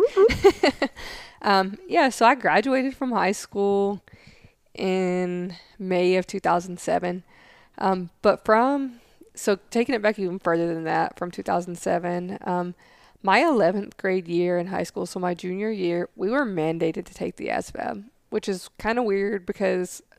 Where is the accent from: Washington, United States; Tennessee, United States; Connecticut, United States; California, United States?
Tennessee, United States; accent: southern; moved away as an adult; now in Goodfellow Air Force Base, United States; being from Tennessee, like my accent's bad now, but imagine what it was like 13 years ago.